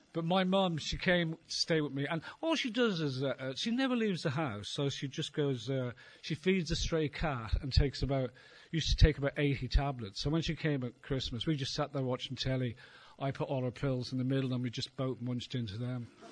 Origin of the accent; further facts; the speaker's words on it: Ireland; being Irish